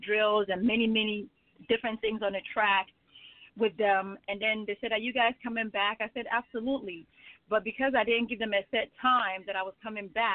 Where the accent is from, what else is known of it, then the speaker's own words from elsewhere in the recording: Nigeria; now in United States; I am originally from Nigeria. That is my homeland